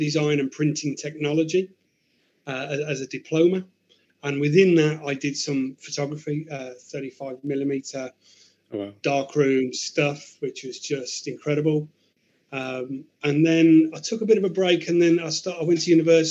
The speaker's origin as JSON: {"language": "English", "town": "Birmingham", "region": "West Midlands", "country": "United Kingdom", "tie": "born or raised there", "said": "I grew up in Birmingham city centre in a place called Ladywood, very inner city."}